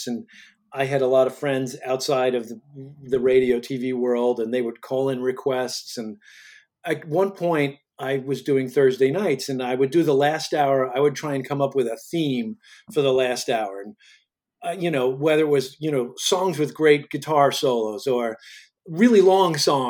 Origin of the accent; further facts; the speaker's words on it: Commack, New York, United States; I grew up in Commack